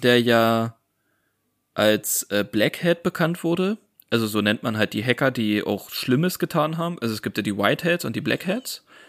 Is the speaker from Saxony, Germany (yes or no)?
yes; Saxony, Germany; Wir kommen ja aus Sachsen